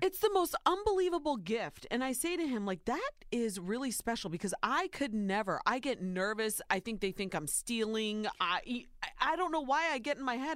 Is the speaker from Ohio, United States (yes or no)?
yes; Ohio, United States; Soy Nicaraguense, but I was born and raised in Ohio.